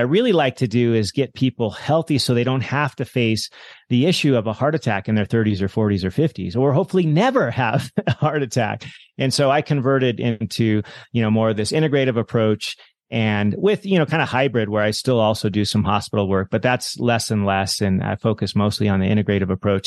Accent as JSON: {"language": "English", "area": "Monterey Bay", "region": "California", "country": "United States", "tie": "born or raised there", "moved": "as an adult", "lives_now": "Hawaii, United States", "said": "as a kid, I grew up in the Monterey Bay in California"}